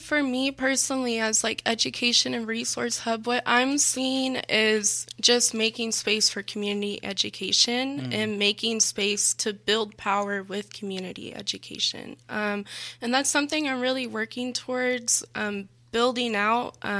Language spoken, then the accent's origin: English; Texas, United States; now in Houston, United States; I came from Central Texas.